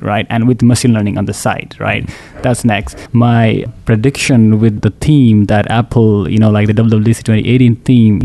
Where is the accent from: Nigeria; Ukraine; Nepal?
Nepal; moved away as an adult; also born or lived in Bay Area; now in Dallas, United States; I'm from Nepal. I've been here for almost close to 12 years